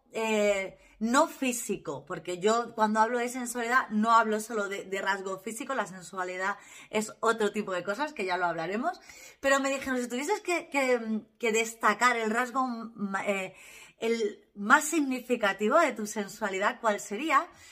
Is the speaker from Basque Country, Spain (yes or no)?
no; Valle del Jerte, Extremadura, Spain; soy extremeña, soy del Valle del Jerte